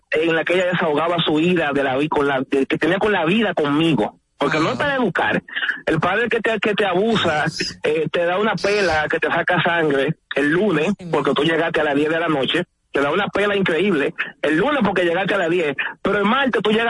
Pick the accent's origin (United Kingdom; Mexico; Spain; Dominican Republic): Dominican Republic; Santo Domingo, Distrito Nacional; yo soy de ese este por ciento de jóvenes que me crié en Villajuana, me crié con violencia